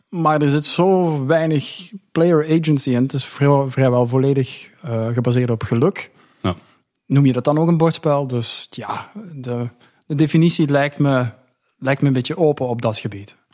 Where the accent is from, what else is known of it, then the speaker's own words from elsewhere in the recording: Belgium; ik kom uit België